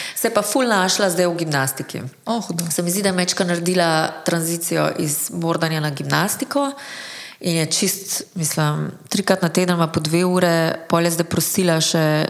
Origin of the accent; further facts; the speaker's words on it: Slovenia; smo Slovenci